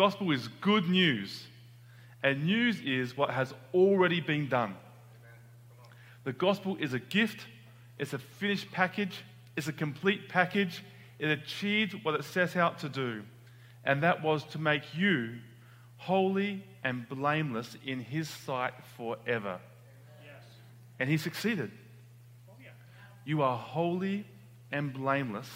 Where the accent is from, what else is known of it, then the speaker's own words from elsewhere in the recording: Australia; moved away as an adult; now in United States; I'm from Australia.